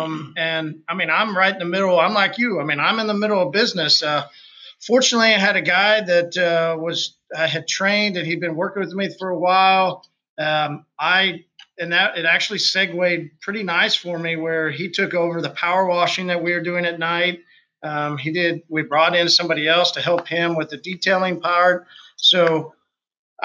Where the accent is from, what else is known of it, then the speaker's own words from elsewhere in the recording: Oklahoma, United States; I'm from Oklahoma.